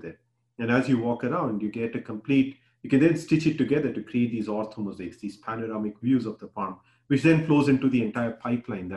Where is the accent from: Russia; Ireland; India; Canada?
India; Bihar; now in United States; where I grew up in Bihar